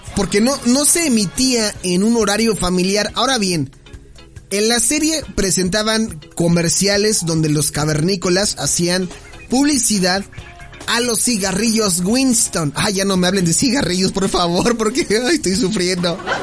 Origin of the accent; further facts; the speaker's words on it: Mexico; nosotros siendo como mexicanos